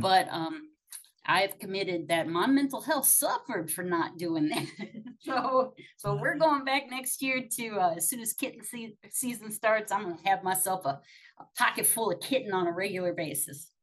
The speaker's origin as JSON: {"language": "English", "town": "Akron", "region": "Ohio", "country": "United States", "said": "I'm from Akron. Like I'm from the AA capital"}